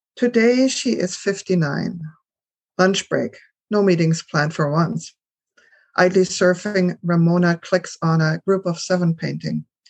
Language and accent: English; Germany; moved away; I grew up in Germany